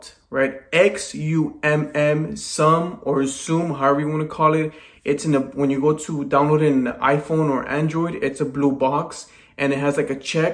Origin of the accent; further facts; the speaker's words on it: Los Angeles, California, United States; born and raised in Los Angeles, California